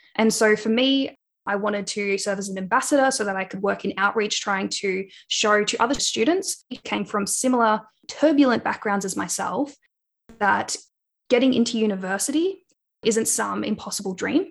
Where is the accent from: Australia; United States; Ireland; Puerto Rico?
Australia; Wangaratta, Victoria; now in Melbourne, Australia; I grew up on Pangarang land, so in the town Wangaratta in northeast Victoria.